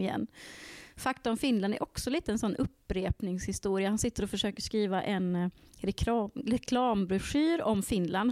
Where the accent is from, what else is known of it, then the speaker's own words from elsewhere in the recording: Värmland, Sweden; jag kommer från Värmland